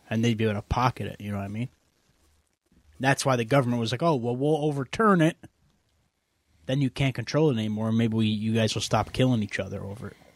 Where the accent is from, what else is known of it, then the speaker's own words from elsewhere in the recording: Chicago, Illinois, United States; Thin crust pizza? No thanks. I'm from Chicago.